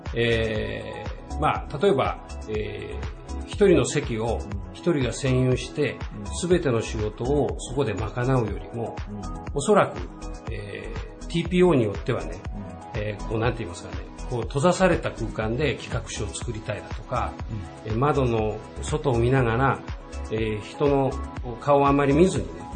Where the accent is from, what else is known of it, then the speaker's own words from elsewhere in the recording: Toyooka, Hyogo, Japan; moved away as an adult; now in Okayama, Japan; 私はですね、あの、兵庫県の豊岡という、まあ、あの、兵庫県の北のね、冬になると雪がたくさん降る地域で生まれ育ってきたんですけども